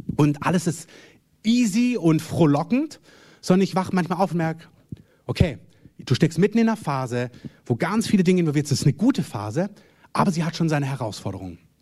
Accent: Germany; Wir sind als Deutsche

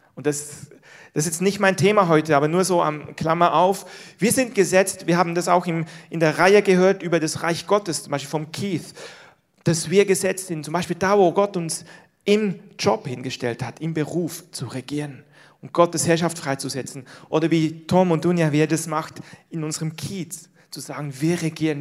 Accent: Switzerland; moved away; aus dem Land, wo ich herkomme, die Schweiz

